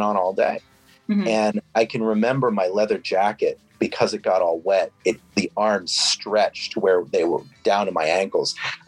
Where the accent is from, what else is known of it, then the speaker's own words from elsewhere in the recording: New England, United States; forever, because, you know, I grew up in New England.